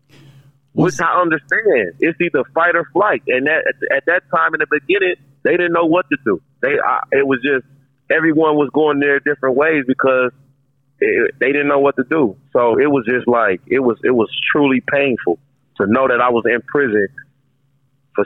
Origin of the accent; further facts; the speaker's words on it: Minneapolis, Minnesota, United States; I'm from North Minneapolis, which is like it's a close-knit community